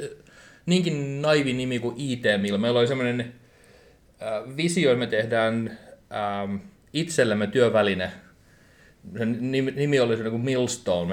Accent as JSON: {"language": "Finnish", "town": "Turku", "region": "Southwest Finland", "country": "Finland", "tie": "born or raised there", "said": "seitsemänkymmentäviisi syntynyt Turussa ja täällä on ollut pitkään"}